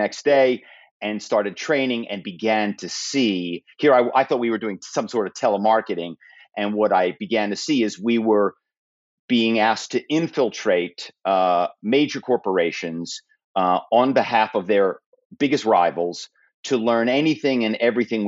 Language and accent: English; Philadelphia, Pennsylvania, United States; I grew up in Philadelphia